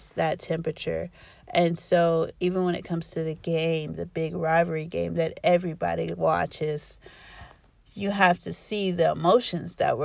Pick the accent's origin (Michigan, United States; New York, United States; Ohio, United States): Ohio, United States; Columbus; I'm from Columbus, Ohio